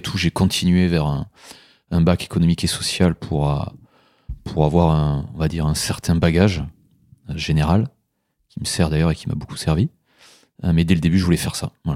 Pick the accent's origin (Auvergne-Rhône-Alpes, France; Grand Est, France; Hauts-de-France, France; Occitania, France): Occitania, France; Aveyron; moved away as an adult; now in Mâcon, France; je suis originaire de, de l'Aveyron